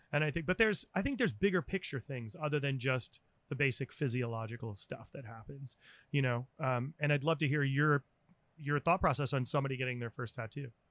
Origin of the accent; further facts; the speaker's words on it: New England, United States; as a kid growing up in New England